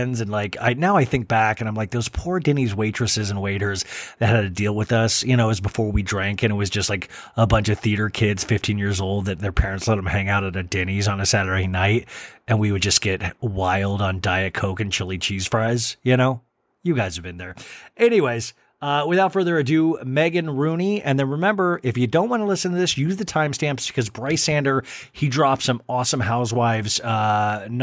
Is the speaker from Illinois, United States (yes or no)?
no; Olathe, Kansas, United States; moved away; as a kid growing up in Olathe, Kansas